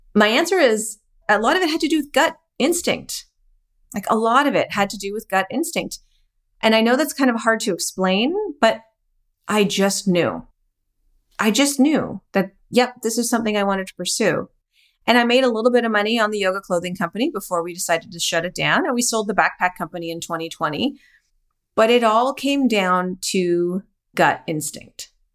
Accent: Calgary, Alberta, Canada; So I am Canadian. I was born and raised in Calgary, Alberta, which is near the Rocky Mountains

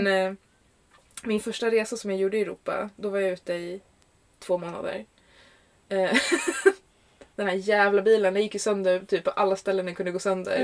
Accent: Stockholm, Stockholm County, Sweden; also born or lived in Ingarö; jag kommer från Stockholm. Mm. I Sverige. I Sverige. I Sverige. Jag är uppvuxen i Högdalen

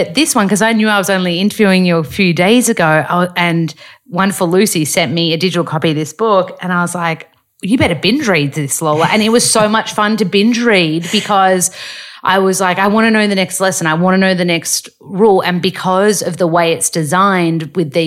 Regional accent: Australia; moved away; as an Australian woman

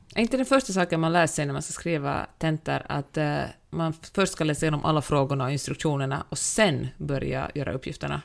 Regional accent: Finland; moved away; när jag var liten och vi hade liksom fester hemma och jag kommer från Finland

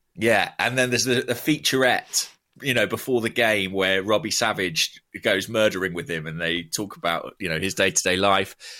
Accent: Borehamwood, East of England, United Kingdom; my hometown, Boreham Wood

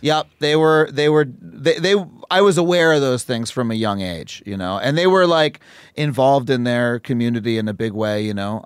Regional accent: Wading River, New York, United States; town called Wading River was where I spent most of my life growing up. It's in Suffolk County.

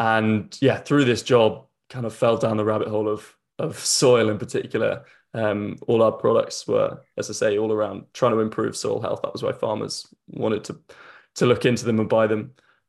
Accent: Yorkshire and the Humber, United Kingdom; So, the kind of background, I grew up in North Yorkshire, just on the edge of the North York Moors, where my parents still are. Definitely not a farmer, but kind of grew up on the edge of that kind of farming world.

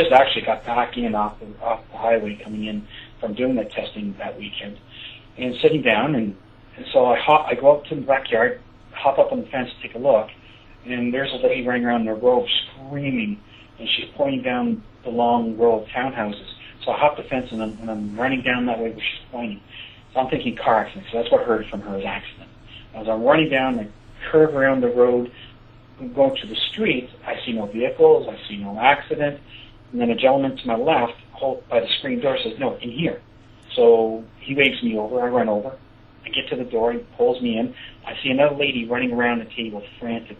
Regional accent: Sarnia, Ontario, Canada; my hometown, Sarnia

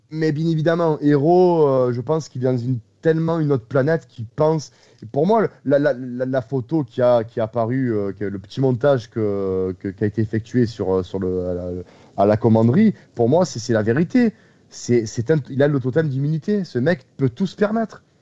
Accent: Marseille, Provence-Alpes-Côte d'Azur, France; moi, je suis marseillais, comme vous l'entendez tous, j'ai un accent.

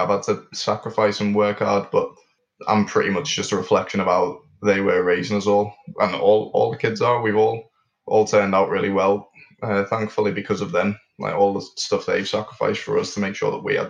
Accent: Liverpool, North West England, United Kingdom; also born or lived in Milton Keynes; So I was born in Milton Keynes and grew up there for 4 years and then moved over to Liverpool, which is where my mum's from

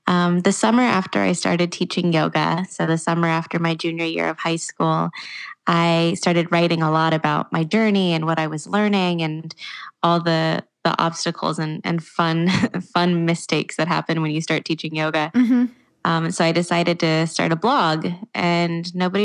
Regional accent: Walnut Creek, California, United States; my hometown in Walnut Creek

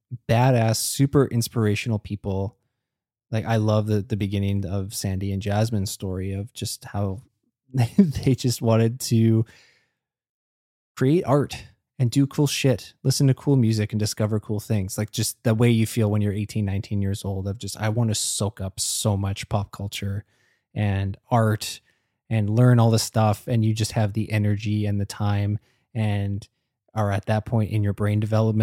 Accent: Singapore; And like coming up in growing up in Singapore, which is a place that like they mention is even more buttoned down than America even.

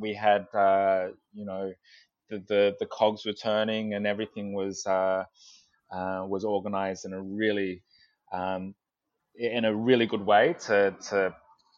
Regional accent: Sydney, New South Wales, Australia; I'm from Sydney

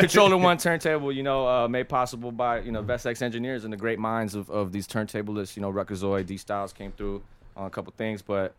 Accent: Puerto Rico; born there; they found out I was born in Puerto Rico

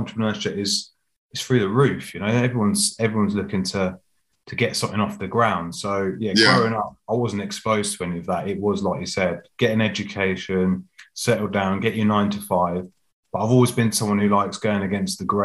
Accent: Reading, South East England, United Kingdom; also born or lived in London; I was born in Reading actually. So yeah, just outside London.

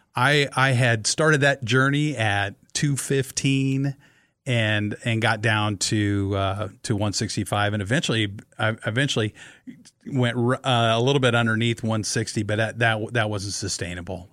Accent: Kearney, Nebraska, United States; I grew up in Kearney, Nebraska

